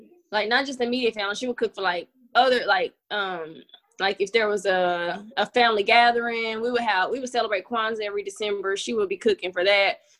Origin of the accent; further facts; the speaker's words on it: Knoxville, Tennessee, United States; I grew up in East Knoxville with my family